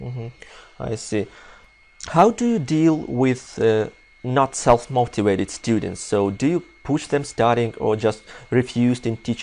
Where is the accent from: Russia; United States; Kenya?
Russia; English is a second language; It's pretty interesting for us, for Russian people, you know.